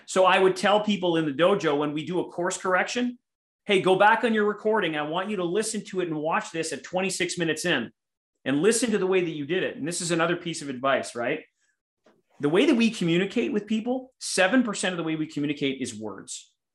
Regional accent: Winnipeg, Manitoba, Canada; here in my hometown of Winnipeg or Winterpeg, Canada

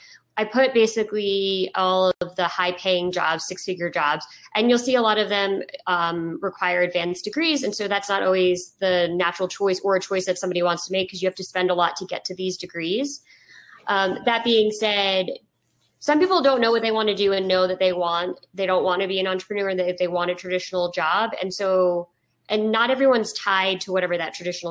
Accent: Woodstock, New York, United States; I'm from Woodstock, New York. So I feel like it garners up a little bit of like my hippie roots

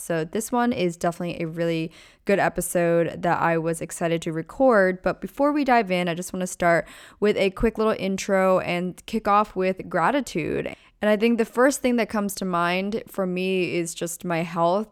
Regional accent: small town in Pennsylvania, United States; born or raised there; moved away as an adult; also born or lived in Orange County, California / Newport Beach, California; now in California, United States

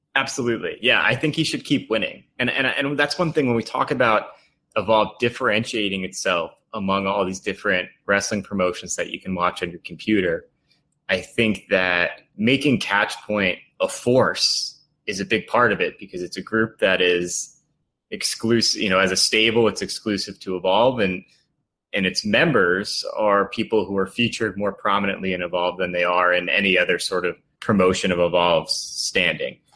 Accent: Port Jefferson, New York, United States; I'm from Port Jefferson.

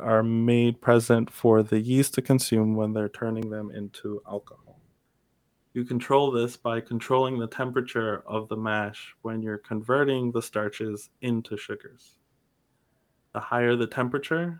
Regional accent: Kingston, Jamaica; moved away; I'm originally from Kingston, Jamaica

